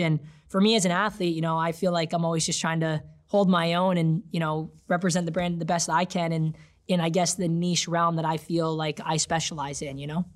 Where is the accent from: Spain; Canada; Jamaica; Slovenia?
Canada; I came on board as a Canadian